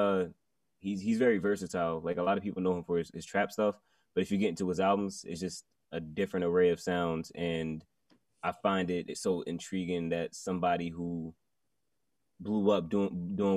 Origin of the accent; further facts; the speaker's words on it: Montclair, New Jersey, United States; I am from Montclair, New Jersey, repping Jersey to the fullest